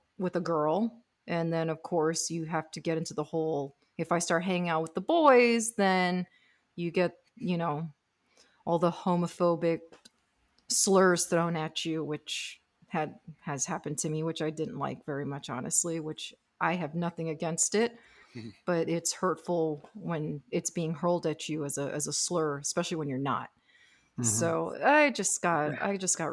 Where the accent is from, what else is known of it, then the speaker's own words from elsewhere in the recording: Miami, Florida, United States; I was born and raised in Miami